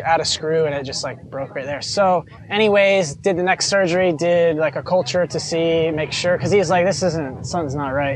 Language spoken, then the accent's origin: English; New York, United States; growing up in New York